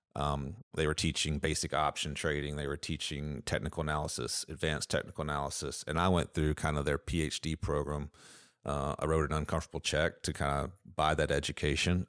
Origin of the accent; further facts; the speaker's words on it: Edmonton, Kentucky, United States; also born or lived in Lexington, Kentucky; I grew up in Edmonton, Kentucky, so Metcalf County is a couple hours from here